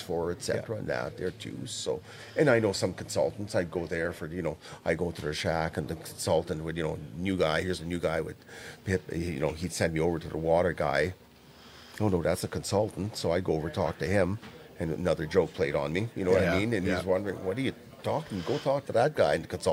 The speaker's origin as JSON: {"language": "English", "region": "Saskatchewan", "country": "Canada", "said": "I'm from Saskatchewan"}